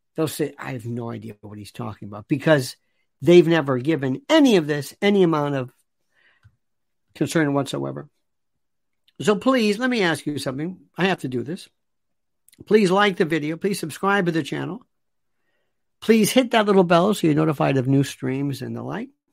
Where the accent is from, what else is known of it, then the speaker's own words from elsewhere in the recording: Tampa, Florida, United States; moved away; growing up in Tampa, in Ybor City